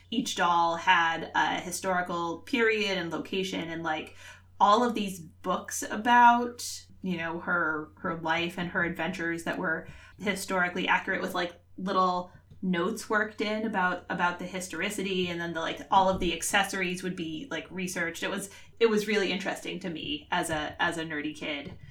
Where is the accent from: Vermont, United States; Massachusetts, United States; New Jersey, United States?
Massachusetts, United States; Worcester; my hometown of Worcester.